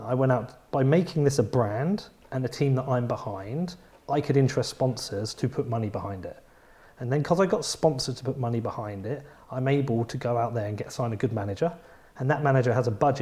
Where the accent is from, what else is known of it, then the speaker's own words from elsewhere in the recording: Bedford, East of England, United Kingdom; I'm from Bedford